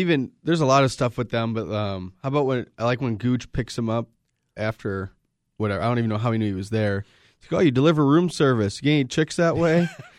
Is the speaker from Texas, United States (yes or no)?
no; South Bend, Indiana, United States; And the South Bend Shovel Slayer is famous because we're from South Bend.